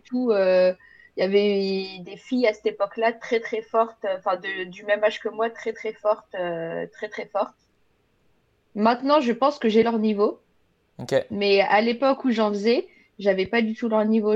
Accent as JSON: {"language": "French", "country": "France", "tie": "born or raised there", "moved": "as an adult", "lives_now": "Quebec, Canada", "said": "dans la ville euh, d'où je vis en France, dans la première ville où j'ai habité"}